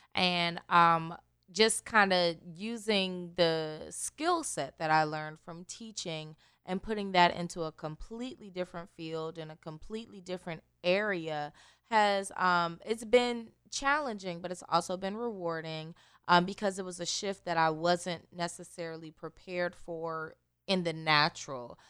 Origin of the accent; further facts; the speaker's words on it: Newport News, Virginia, United States; moved away as an adult; also born or lived in North Carolina; now in South Carolina, United States; growing up in Newport News, uh, i, is a very urban area